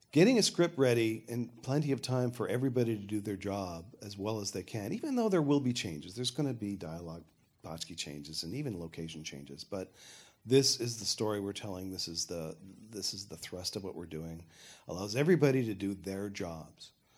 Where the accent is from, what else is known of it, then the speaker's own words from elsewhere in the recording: Canada; I'm Canadian